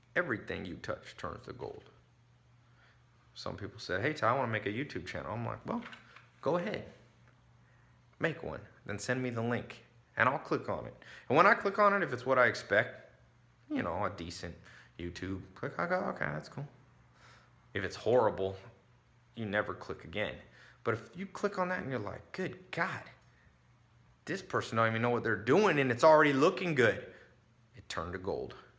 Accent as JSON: {"language": "English", "town": "Long Beach", "region": "California", "country": "United States", "tie": "born or raised there", "said": "I was born in Long Beach. I was born in the ghetto"}